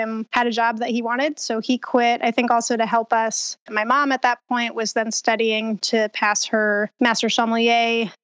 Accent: Boulder, Colorado, United States; originally, I'm from Boulder, Colorado, born and raised

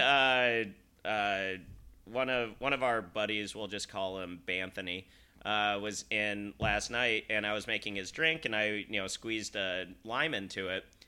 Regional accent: Salt Lake City, Utah, United States; I'm from Salt Lake City

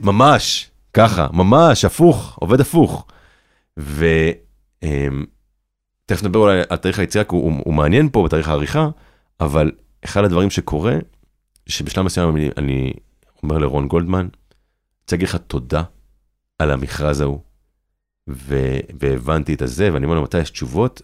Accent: Kibbutz Ein Carmel, Haifa District, Israel; also born or lived in Hadera; ההורים שלי התאהבו והכירו בקיבוץ עין כרמל, שם גם אני נולדתי. ובגיל 11 אני עובד, אני עוזב איתם את הקיבוץ

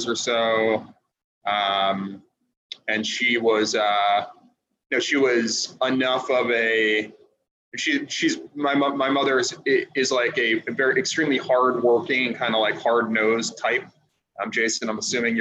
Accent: Glen Cove, New York, United States; also born or lived in Sea Cliff, New York; So I was born on Long Island. I was born in a small community outside of Oyster Bay called Glen Cove

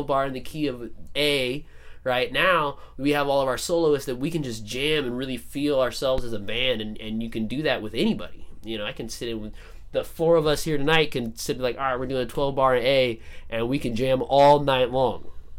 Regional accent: Phoenix, Arizona, United States; So I was 17, and I used to go to this place in my hometown called Donna Jean's Libations. Where's your hometown? Phoenix, Arizona.

